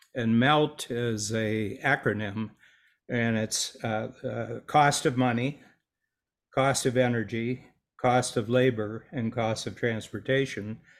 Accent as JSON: {"language": "English", "region": "Northern Ohio", "country": "United States", "tie": "born or raised there", "also_born_or_lived": "Toronto", "moved": "as an adult", "said": "I grew up with a farm boy in Northern Ohio"}